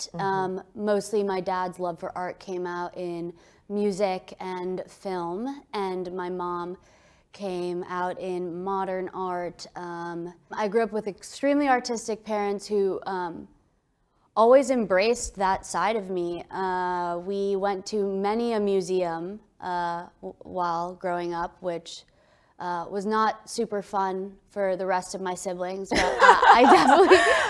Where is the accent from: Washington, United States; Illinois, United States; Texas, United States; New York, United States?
New York, United States; New York City; moved away as an adult; also born or lived in London; now in Dallas, United States; I grew up in New York City